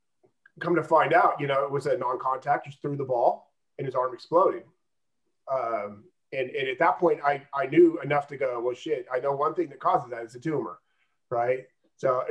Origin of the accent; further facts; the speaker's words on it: Auburn, California, United States; Growing up in Auburn